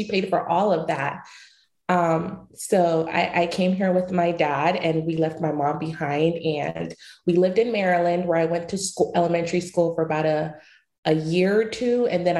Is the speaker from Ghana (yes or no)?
yes; Kibi, Eastern Region, Ghana; But I'm originally from Chibi, Ghana. I was born in Chibi, Kibi, Ghana. And I lived there until I was about 6 years old.